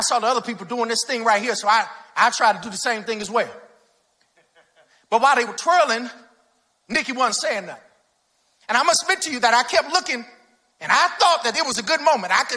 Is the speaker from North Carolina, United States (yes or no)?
yes; Greensboro, North Carolina, United States; I grew up in Greensboro, North Carolina. That's home for me